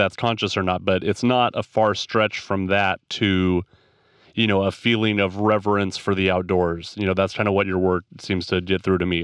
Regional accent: Central Valley of California, United States; I grew up in the Central Valley of California

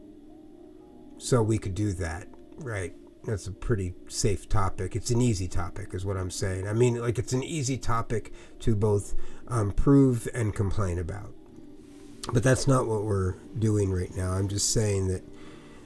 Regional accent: New Jersey, United States; now in California, United States; I grew up in New Jersey

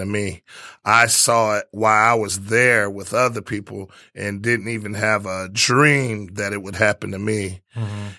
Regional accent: Detroit, Michigan, United States; I was from Detroit

